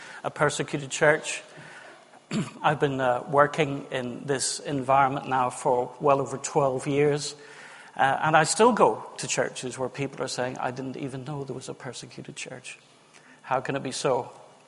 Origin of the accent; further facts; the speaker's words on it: Northern Ireland, United Kingdom; now in Witney, United Kingdom; I'm Northern Irish.